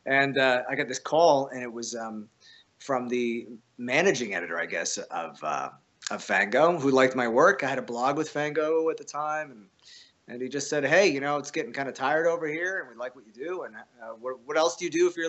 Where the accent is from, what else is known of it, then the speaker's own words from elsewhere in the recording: Canada; I'm Canadian